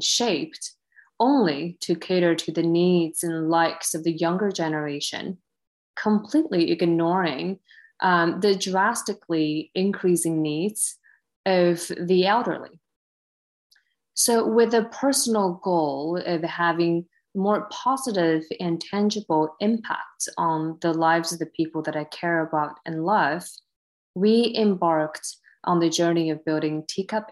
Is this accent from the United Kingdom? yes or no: no; China; also born or lived in New York, United States; now in San Francisco, United States; I was born and raised in China, graduated from Cornell University, and spent most of my career on Wall Street in capital markets